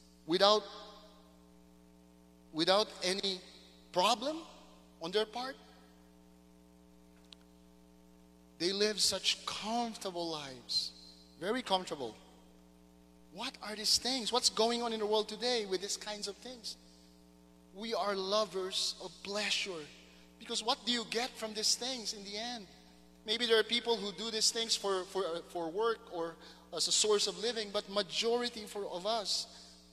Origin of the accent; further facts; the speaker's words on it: Mindanao, Philippines; moved away; Growing up in Mindanao